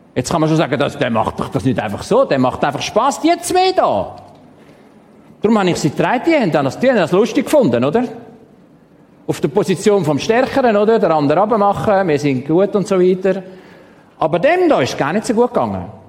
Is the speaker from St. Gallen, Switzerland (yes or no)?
yes; Stein, St. Gallen, Switzerland; Ich bin in Stein im Toggenburg aufgewachsen